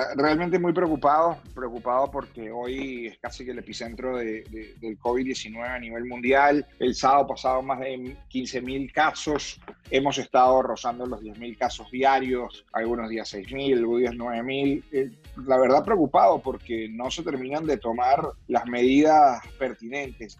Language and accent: Spanish; Venezuela; now in Miami, United States; más allá de que sea venezolano o, desear que le haya bien a Venezuela